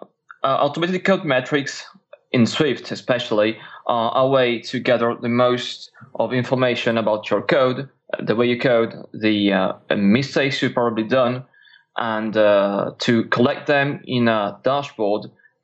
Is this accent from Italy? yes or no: yes; Italy; English is a second language; now in France; So I'm a developer from Italy. I'm actually based in France today.